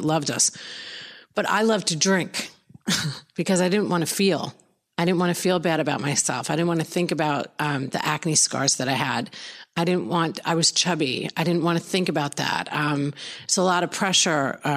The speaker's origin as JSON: {"language": "English", "area": "Long Island", "region": "New York", "country": "United States", "tie": "born or raised there", "moved": "as an adult", "lives_now": "Florida, United States", "said": "I grew up in Long Island, New York"}